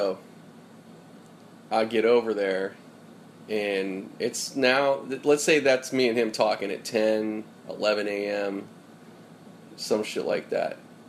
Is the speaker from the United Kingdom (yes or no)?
no; Pittsburgh, Pennsylvania, United States; now in California, United States; when I got out here to California from Pennsylvania, out in Pittsburgh. So I came from Pittsburgh in September of 98.